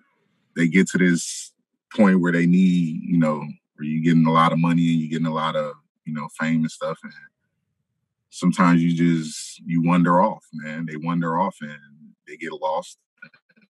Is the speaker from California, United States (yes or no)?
yes; Moreno Valley, California, United States; moved away as an adult; also born or lived in Los Angeles, California; now in Massachusetts, United States; I was raised in Moreno Valley, California, which is 80 miles south